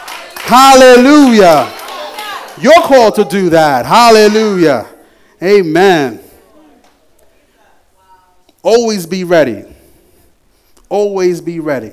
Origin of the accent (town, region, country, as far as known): New York, United States; moved away